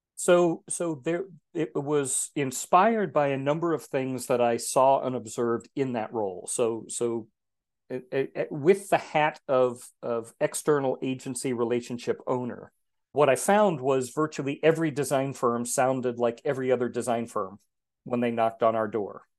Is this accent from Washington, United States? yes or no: no; Texas, United States; moved away; also born or lived in Geneva, Switzerland; I grew up in Texas, which is known for its heat and humidity